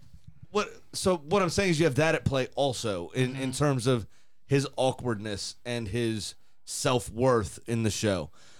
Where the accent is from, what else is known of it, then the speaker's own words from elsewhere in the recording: United Kingdom; I'm also British and awkward. But at the same time, I'm Indian